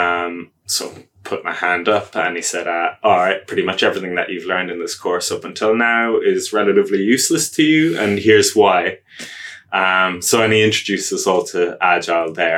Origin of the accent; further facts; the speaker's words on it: Ireland; moved away as an adult; now in Wellington, New Zealand; as you can hear from my accent, I'm not Wellington born and bred, slightly offshore. So I'm from Ireland